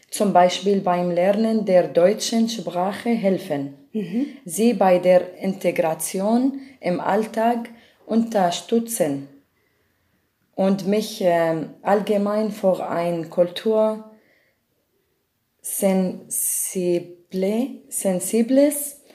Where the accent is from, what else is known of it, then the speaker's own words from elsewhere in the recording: Damascus, Damascus Governorate, Syria; German is a second language; moved away as an adult; now in Germany; ich komme aus Syrien, aus